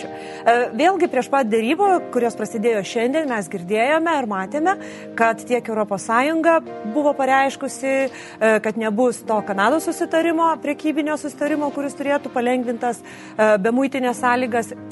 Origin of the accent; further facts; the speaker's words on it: Lithuania; kaip lietuviai